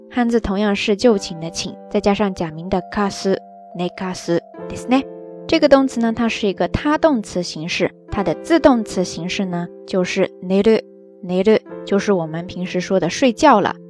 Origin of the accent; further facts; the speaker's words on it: southern China, China; moved away as an adult; also born or lived in Qingdao, Shandong; 我是南方人